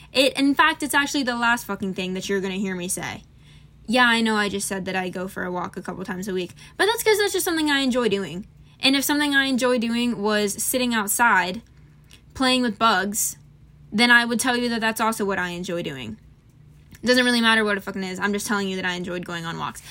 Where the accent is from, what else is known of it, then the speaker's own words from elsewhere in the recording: Florida, United States; I'm from Florida